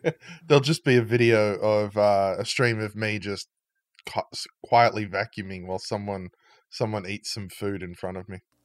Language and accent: English; Australia; my, uh, my home country